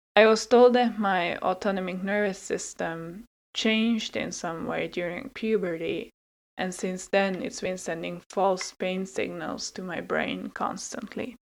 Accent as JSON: {"language": "English", "country": "Hungary", "tie": "born or raised there", "also_born_or_lived": "Finland", "second_language": "English", "moved": "as an adult", "said": "I was born in Finland but grew up in Hungary"}